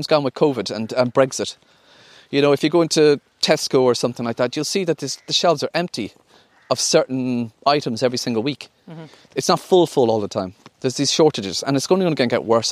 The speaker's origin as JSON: {"language": "English", "region": "County Clare", "country": "Ireland", "tie": "born or raised there", "said": "I'm from the countryside. I'm from Broughfield, County Clare. Duxy Maloney was my neighbour"}